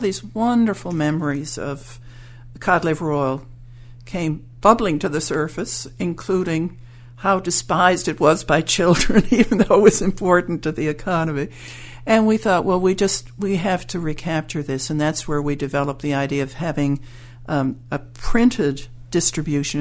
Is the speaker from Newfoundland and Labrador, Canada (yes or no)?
yes; St. John's, Newfoundland and Labrador, Canada; now in Pouch Cove, Canada; I was born in St. John's